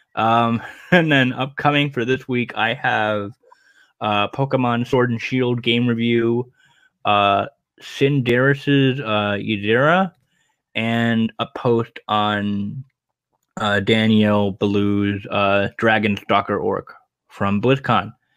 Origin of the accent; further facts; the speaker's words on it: Rhode Island, United States; Rhode Island Comic Con, my home state